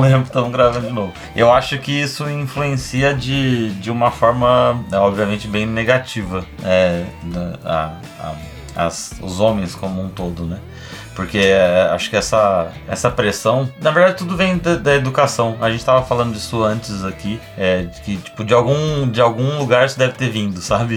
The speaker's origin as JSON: {"language": "Portuguese", "region": "São Paulo", "country": "Brazil", "moved": "as an adult", "lives_now": "Porto Alegre, Brazil", "said": "eu sou de São Paulo, na verdade. Eu vim pra cá, pra Porto Alegre, pra fazer meu doutorado"}